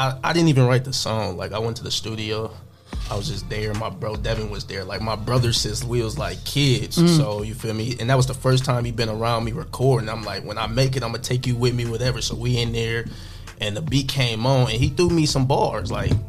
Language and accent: English; Toledo, Ohio, United States; also born or lived in Covington, Georgia / Bryan, Ohio; here since I was like 3.